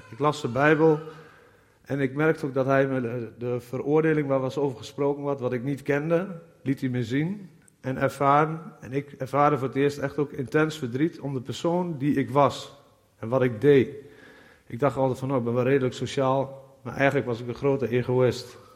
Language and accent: Dutch; Nieuwleusen, Overijssel, Netherlands; ik ben 39 jaar en ik kom uit Nieuw-Leuzen.